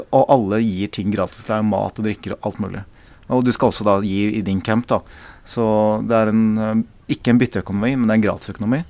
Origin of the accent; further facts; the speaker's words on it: South Korea; now in Norway; jeg kommer fra Korea